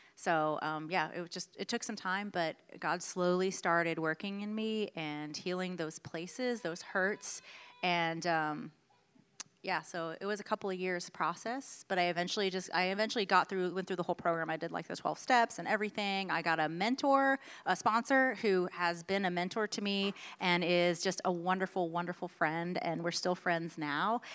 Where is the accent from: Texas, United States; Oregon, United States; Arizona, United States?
Texas, United States; Houston; moved away as an adult; also born or lived in Washington, D.C.; born and raised in Houston, Texas